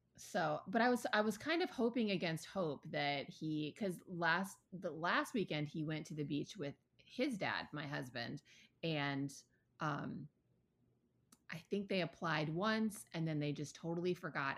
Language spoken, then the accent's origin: English; Ann Arbor, Michigan, United States; I grew up in Ann Arbor, Michigan